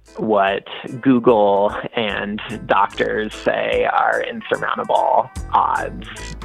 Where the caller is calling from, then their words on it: Washington, United States; And I'm calling from the University of Washington Medical Center.